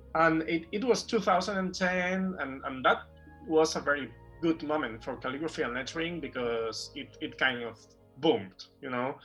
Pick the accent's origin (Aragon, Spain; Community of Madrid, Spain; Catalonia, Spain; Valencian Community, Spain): Catalonia, Spain; Barcelona; also born or lived in Sant Boi de Llobregat; I was born and raised in Barcelona, and I actually live in Barcelona. Not not exactly in Barcelona. I live in a in a town near Barcelona